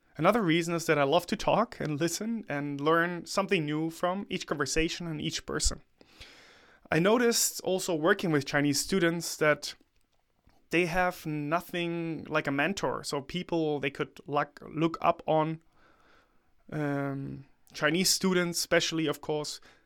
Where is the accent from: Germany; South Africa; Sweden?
Germany; also born or lived in China; to come back to my home country